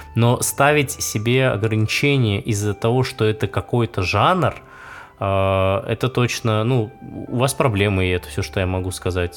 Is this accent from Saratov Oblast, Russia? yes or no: yes; Saratov, Saratov Oblast, Russia; в моем родном городе Саратове